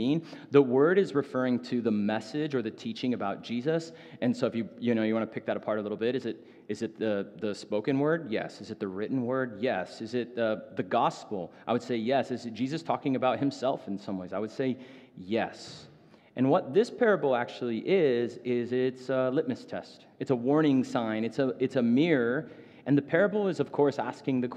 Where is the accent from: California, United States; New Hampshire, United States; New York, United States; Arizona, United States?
Arizona, United States; Phoenix; I grew up in North Phoenix.